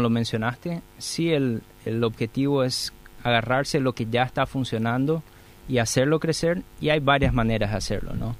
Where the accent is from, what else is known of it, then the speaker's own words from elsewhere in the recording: Santa Rita, Alto Paraná, Paraguay; moved away as an adult; now in Asunción, Paraguay; Vine de Santa Rita, estudié eh, en la Facultad de Ingeniería de la Universidad Nacional de Asunción y después decidí quedarme por Asunción